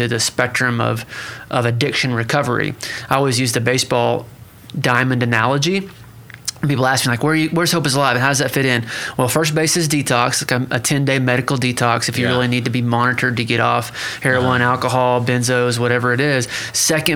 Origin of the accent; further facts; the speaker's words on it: Pryor Creek, Oklahoma, United States; I come from Prior Creek, Oklahoma